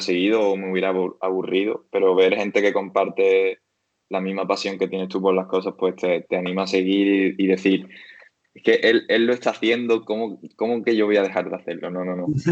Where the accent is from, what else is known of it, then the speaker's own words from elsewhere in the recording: Algeciras, Andalusia, Spain; also born or lived in Seville; en mi casa de Algeciras, yo soy de Algeciras.